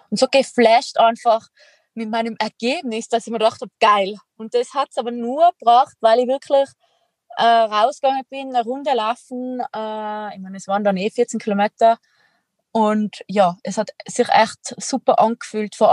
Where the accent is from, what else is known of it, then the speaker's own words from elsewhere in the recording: Tyrol, Austria; accent: Tyrolean; wie man an meinem Dialekt hören kann, bin ich Tirolerin